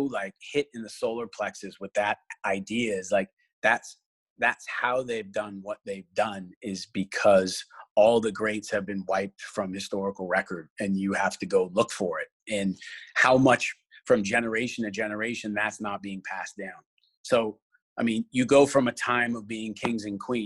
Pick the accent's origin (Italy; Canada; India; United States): Canada; moved away; I'm Canadian as well